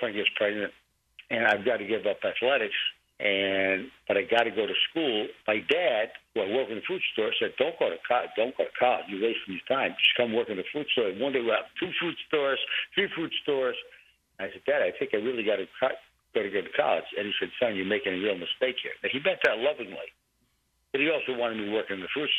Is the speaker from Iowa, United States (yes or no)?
no; New York City, New York, United States; born or raised there